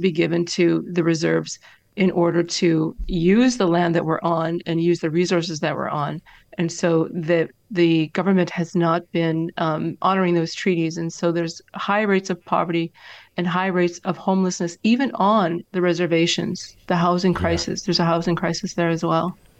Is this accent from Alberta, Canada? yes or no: no; Northern Ontario, Canada; I'm from that area, the Great Lakes. So up in the northern